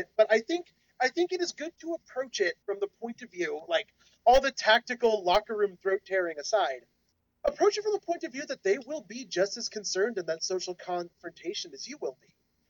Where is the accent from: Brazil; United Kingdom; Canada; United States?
Canada; accent: Canadian; No, I'll never give up my bad Canadian accent. I'm sorry, Canada.